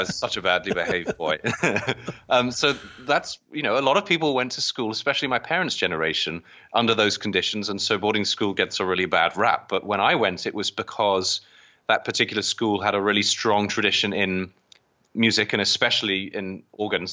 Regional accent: England, United Kingdom; moved away as an adult; now in United States; I was born across in the British part, across the, the pond in, um, in England. Um, I came to the U S, um, just over twelve years ago.

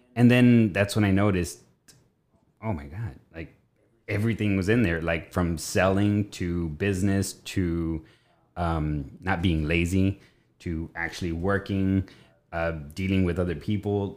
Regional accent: Richland, United States; I was born in Richland

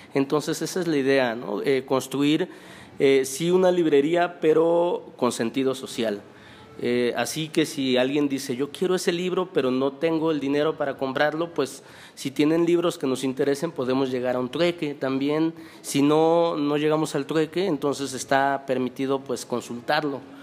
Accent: Pachuca, Hidalgo, Mexico; moved away as an adult; also born or lived in Guadalajara; ahora ya estoy otra vez aquí en mi ciudad natal, en Pachuca

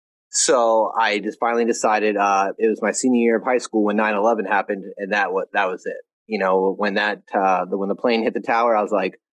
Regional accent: New England, United States; I'm from New England. So talked real fast, hands going everywhere.

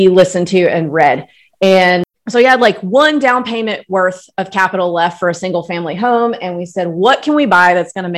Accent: Starkville, Mississippi, United States; moved away as an adult; also born or lived in Austin, Texas / Los Angeles / New York / Nashville; now in Florida panhandle, United States; I was born, grew up in Starkville, Mississippi

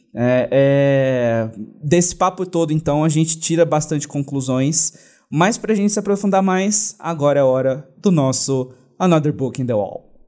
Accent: Brazil; falando enquanto brasileiro

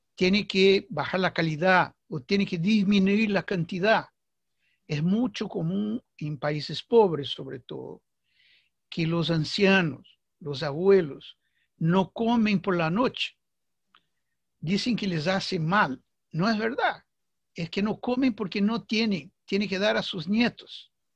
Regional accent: Brazil; Spanish is a second language; aquí en mi país, Brasil

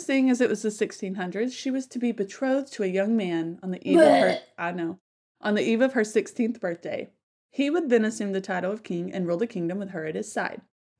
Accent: Tennessee, United States; my home state

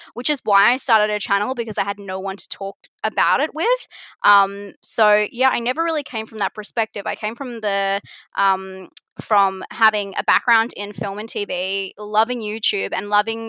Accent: Australia; It's the Australian way

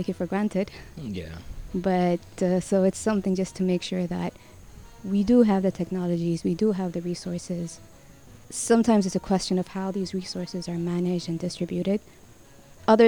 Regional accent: Sudan; moved away as an adult; now in Malaysia; from Sudan, and been here in Malaysia for 10 years now

